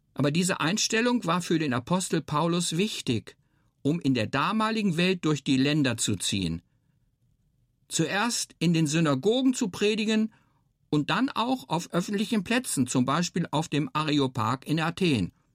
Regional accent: Hermannsburg, Lower Saxony, Germany; now in Marzhausen, Germany; Ich bin in Hermannsburg in der Lüneburger Heide aufgewachsen.

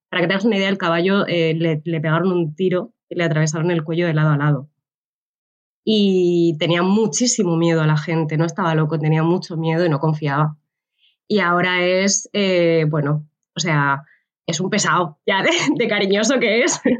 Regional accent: Cartagena, Bolívar, Colombia; volví un tiempo a, a, Cartagena, a mi ciudad natal.

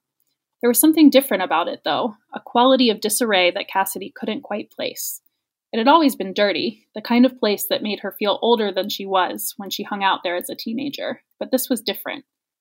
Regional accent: West Virginia, United States; now in California, United States; You know, it's interesting being here in California and the way that people respond when they find out I'm from West Virginia, and because they make assumptions when they, obviously they can see that I left. I don't really have an accent anymore.

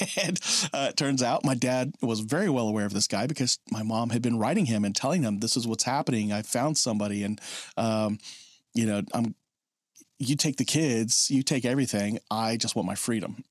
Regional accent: Oklahoma, United States; I'm from Oklahoma

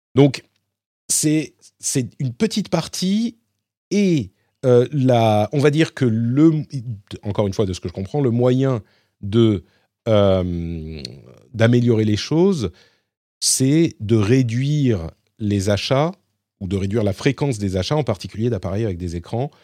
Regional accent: Paris, Île-de-France, France; je suis parisien

